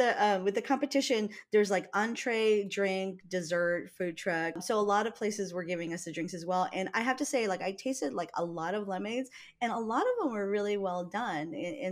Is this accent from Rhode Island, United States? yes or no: no; Hawaii, United States; growing up in Hawaii.